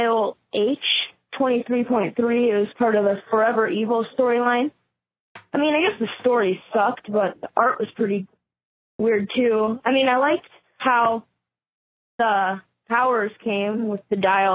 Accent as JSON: {"language": "English", "region": "Iowa", "country": "United States", "said": "I'm from Iowa"}